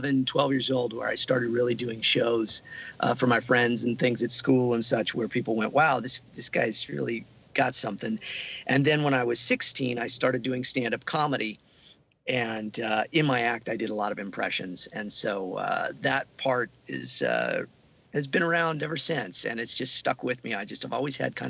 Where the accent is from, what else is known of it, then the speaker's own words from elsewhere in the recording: Santa Barbara, California, United States; my hometown of Santa Barbara